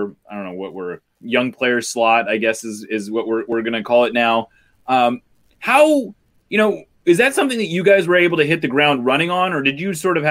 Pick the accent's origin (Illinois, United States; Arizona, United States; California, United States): California, United States; Bay Area; I grew up in the Bay Area